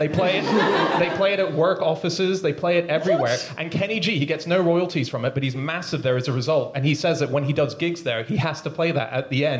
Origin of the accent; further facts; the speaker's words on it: Hong Kong; moved away; I was born and raised in Hong Kong